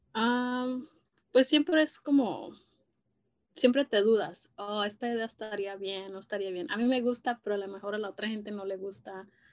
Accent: Los Angeles, California, United States; crecí aquí en Los Ángeles, en la ciudad de Boyle Heights

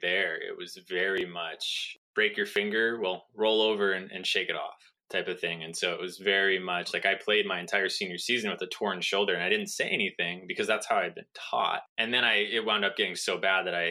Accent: Southern California, United States; I grew up in Southern California

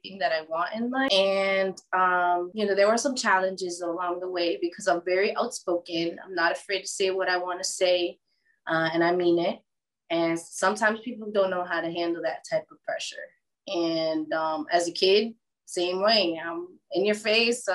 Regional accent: South Florida, United States; also born or lived in New Jersey; now in Wesley Chapel, United States; I've been raised in South Florida my whole life

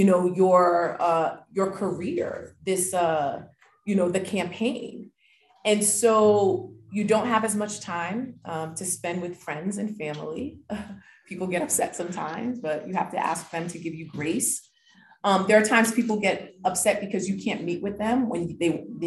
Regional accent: Providence, Rhode Island, United States; also born or lived in Haiti; growing up on the South Side in Washington Park, I grew up pretty sheltered. I grew up in a Pentecostal, like Christian immigrant family

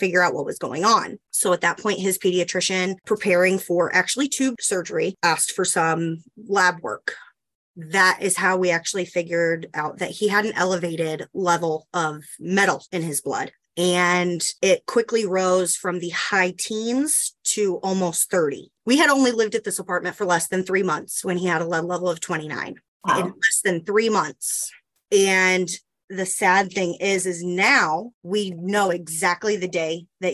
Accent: Indianapolis, Indiana, United States; moved away as an adult; now in Chicago, United States; I was born and raised in Indianapolis

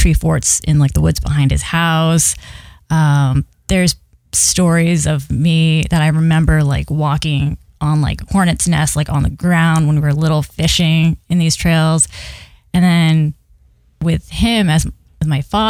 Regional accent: Littleton, New Hampshire, United States; I was born and raised in Littleton, New Hampshire

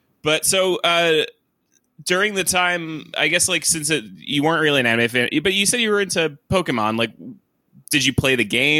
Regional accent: Long Island, New York, United States; I grew up in Long Island

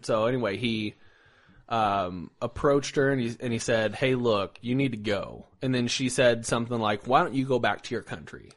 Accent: Indiana, United States; coming from Indiana

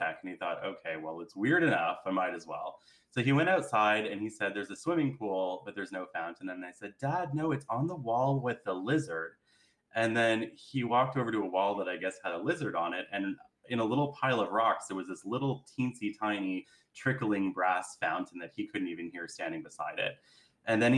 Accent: Carleton Place, Ontario, Canada; I was in a small town where I grew up in Carlton Place.

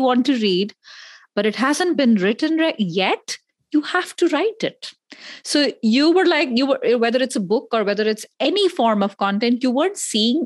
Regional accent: India; accent: Indian; My Indian accent

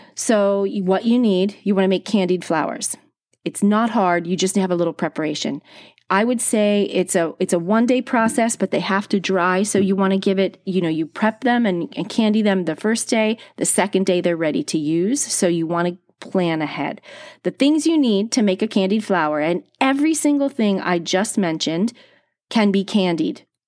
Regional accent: East Coast of New Jersey, United States; I grew up on the East Coast of New Jersey.

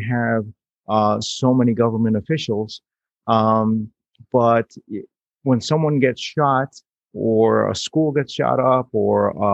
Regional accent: New York City, New York, United States; I was born in New York City. I grew up with that skyline

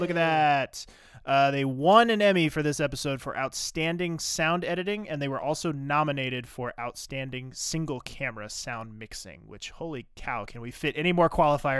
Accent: the South, United States; I grew up in the South

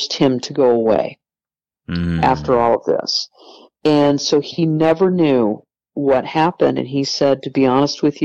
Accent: California, United States; I was born in California and given up for adoption

